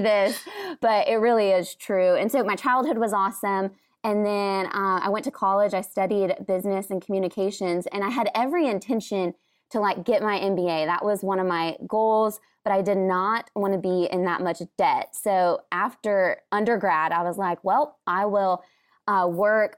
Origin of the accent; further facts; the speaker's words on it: Washington, United States; I'm from Washington, and so I grew up in the Pacific Northwest and absolutely love it there